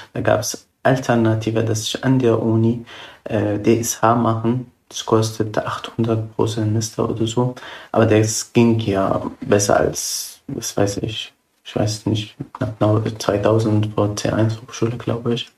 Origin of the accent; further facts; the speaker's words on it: Syria; German is a second language; now in Germany; ich bin zwar ja ausgewandert aus Syrien.